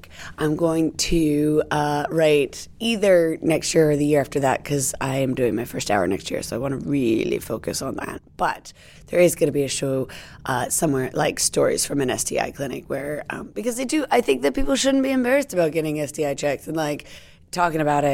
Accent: United States; now in United Kingdom; I'm American

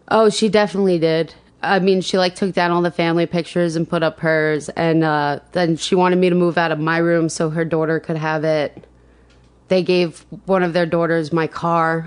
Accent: Rocky Point, New York, United States; I grew up on Long Island, um, in Rocky Point

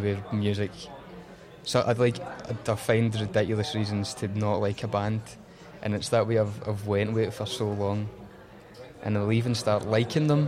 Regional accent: Motherwell, Scotland, United Kingdom; I was from Motherwell, man, Lanarkshire

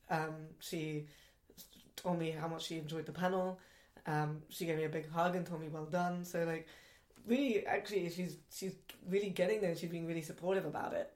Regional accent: London, United Kingdom; I grew up in Southall in West London, which is a very very Asian area

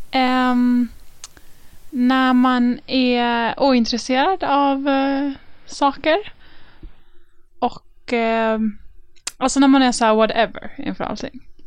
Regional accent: Stockholm, Stockholm County, Sweden; I Örnsberg i Stockholm.

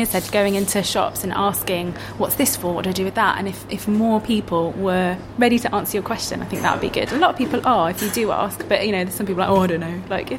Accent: East Midlands, United Kingdom; now in London, United Kingdom; I'm from the East Midlands, and I'm not out of me yet.

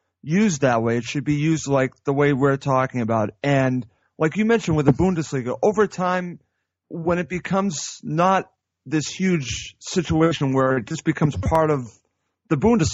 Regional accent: New England, United States; my hometown team, the New England Revolution

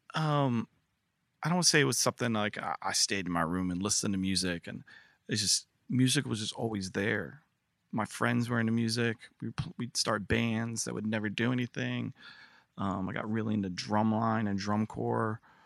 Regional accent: Newport News, Virginia, United States; moved away; Newport News, Virginia

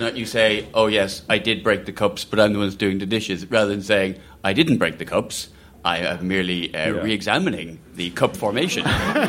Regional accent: United Kingdom; When I'm trying to get in New Zealand, I'm British.

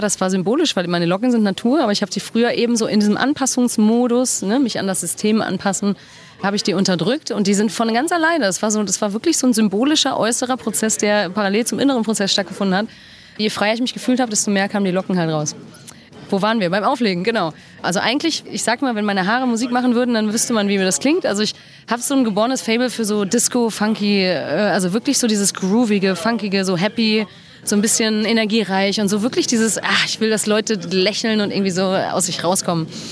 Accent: Dortmund, North Rhine-Westphalia, Germany; moved away as an adult; also born or lived in London; now in Berlin, Germany; ich bin in Dortmund geboren und aufgewachsen

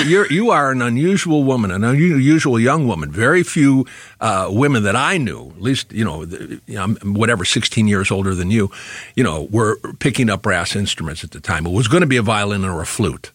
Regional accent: Detroit, Michigan, United States; moved away as an adult; also born or lived in New York / Ann Arbor, Michigan; growing up in Detroit, um, it happened to be a great, great time to grow up

